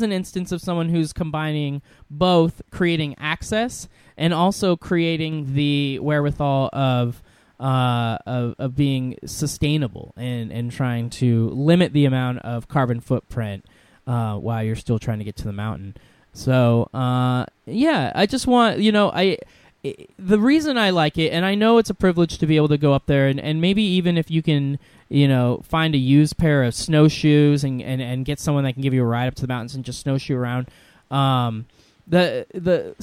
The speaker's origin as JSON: {"language": "English", "region": "Washington", "country": "United States", "tie": "born or raised there", "said": "I grew up here in Washington"}